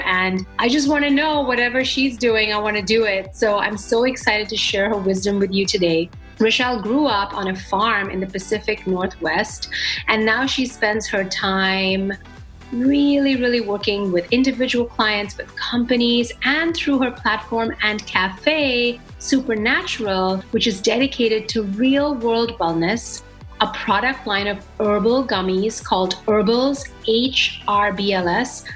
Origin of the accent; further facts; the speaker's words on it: India; I grew up with spices in India